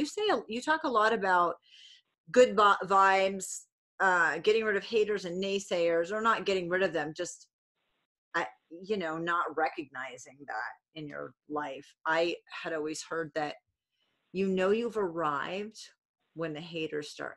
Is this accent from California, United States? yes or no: no; Rhode Island, United States; I'm from Rhode Island